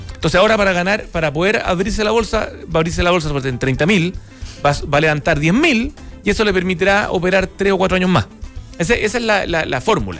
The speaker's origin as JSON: {"language": "Spanish", "country": "Chile", "said": "como chileno"}